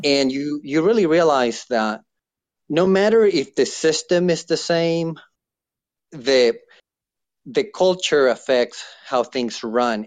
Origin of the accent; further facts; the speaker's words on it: Chile; now in United States; I'm from Chile, South America.